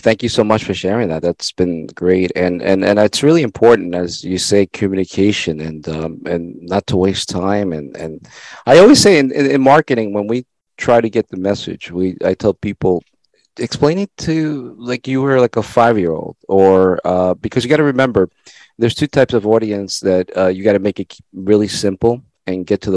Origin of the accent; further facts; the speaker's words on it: El Salvador; English is a second language; now in United States; I wasn't born in this country. I tell people I was born in El Salvador, and English was not my first language.